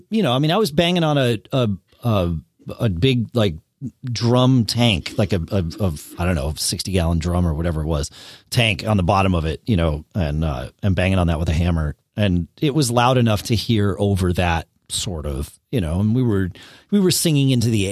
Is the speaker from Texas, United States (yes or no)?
no; Connecticut, United States; now in Durham, New Hampshire, United States; I grew up in Connecticut. I was born there, but I do not currently live there